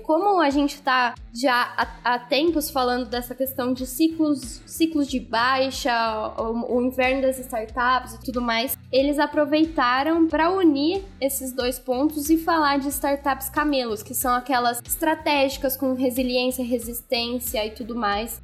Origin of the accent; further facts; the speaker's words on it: Brazil; como bons brasileiros